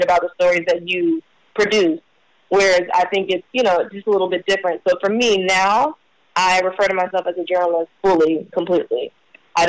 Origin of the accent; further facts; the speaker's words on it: Kansas City, Missouri, United States; moved away as an adult; also born or lived in Chicago, Illinois; now in Los Angeles, United States; I was raised in Missouri